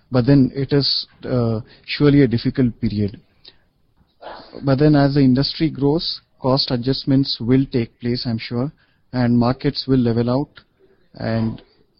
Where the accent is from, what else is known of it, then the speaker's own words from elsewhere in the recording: India; the typical academic education Indians receive, makes English language, grammar, and composition compulsory for at least 16 years, right from school till we graduate